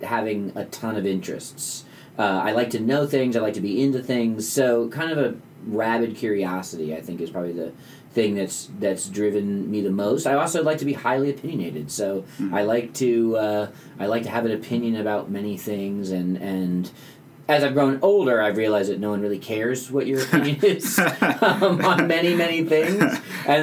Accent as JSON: {"language": "English", "area": "just outside Washington, D.C.", "region": "Northern Virginia", "country": "United States", "tie": "born or raised there", "said": "I grew up just outside of Washington, D.C. in Northern Virginia"}